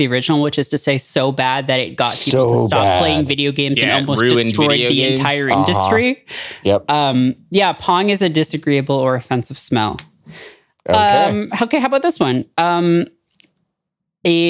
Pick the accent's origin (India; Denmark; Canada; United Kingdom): United Kingdom; I'm British.